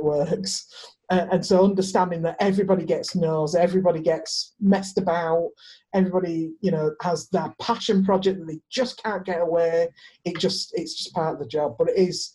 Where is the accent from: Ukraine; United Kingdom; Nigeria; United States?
United Kingdom; the north of England; I'm a Northerner